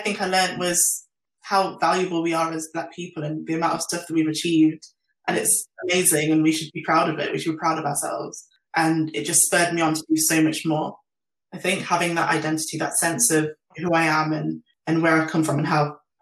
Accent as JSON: {"language": "English", "town": "Nottingham", "region": "East Midlands", "country": "United Kingdom", "tie": "born or raised there", "said": "I grew up in Nottingham"}